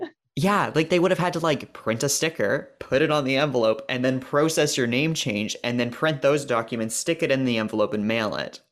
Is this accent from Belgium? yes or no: no; Canada; as a Canadian